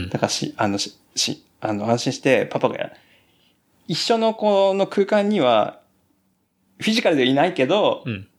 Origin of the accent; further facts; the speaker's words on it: Kumamoto, Japan; 熊本生まれの四十歳の中年